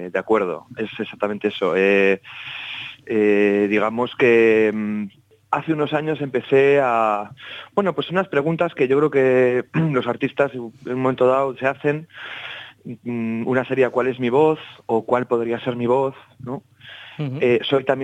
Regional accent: Basque Country, Spain; me he adentrado estos últimos años en la investigación eh, en respecto al folclore de mi tierra, del País Vasco

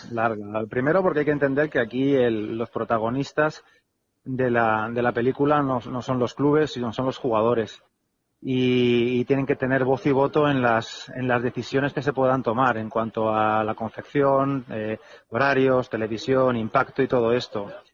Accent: Alicante, Valencian Community, Spain; moved away; yo soy alicantino

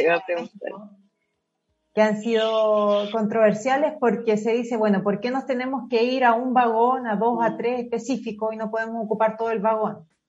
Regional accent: Concepción, Biobío, Chile; moved away as an adult; now in Santiago, Chile; yo soy de Concepción, bueno, estudié en la Universidad de Concepción, toda mi vida en Concepción

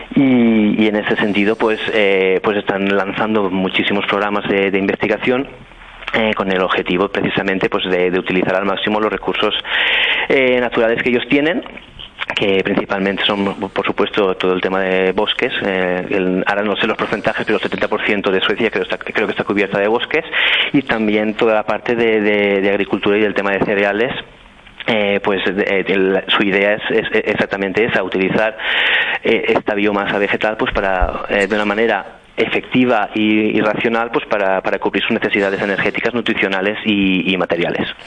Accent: Muro de Alcoy, Valencian Community, Spain; moved away as an adult; also born or lived in Amsterdam, Netherlands / Brisbane, Australia; now in Stockholm, Sweden; yo soy natural de Muro de Alcoy, que como bien dices es una villa de las montañas de, Alicante

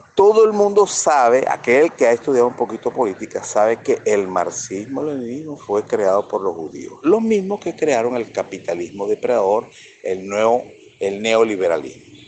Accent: Venezuela; que es lo que somos todos los venezolanos, todos, sin excepción

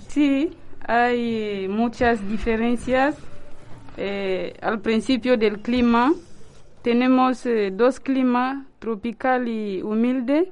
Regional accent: DR Congo; Spanish is a second language; moved away as an adult; now in Santander, Spain; soy de la República Democrática del Congo, en África.

